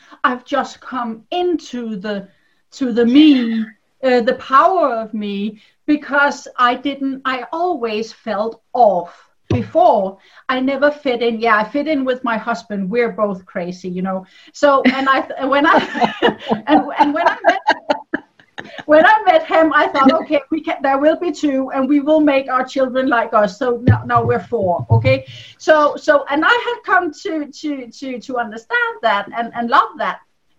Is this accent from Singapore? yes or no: no; Denmark; I'm a Dane. I'm from Denmark